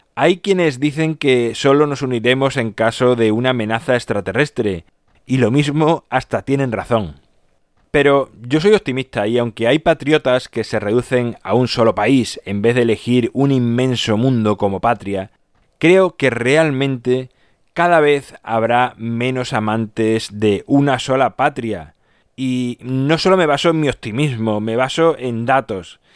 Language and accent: Spanish; Badajoz, Extremadura, Spain; Yo, por ejemplo, nací en España, pero lo podía haber hecho en cualquier otro país, y concretamente en mi caso, por eso puede ser que piense así, lo hice en Badajoz